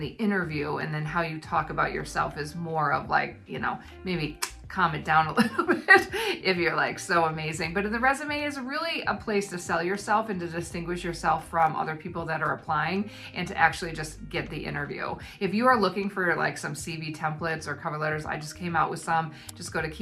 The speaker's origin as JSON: {"language": "English", "country": "United States", "moved": "as an adult", "lives_now": "New Zealand", "said": "living in New Zealand as an American"}